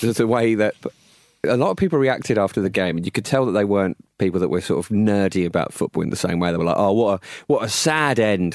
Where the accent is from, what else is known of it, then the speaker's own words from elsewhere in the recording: Rainham, United Kingdom; also born or lived in Essex; he's from Raynham, 'cause that's my hometown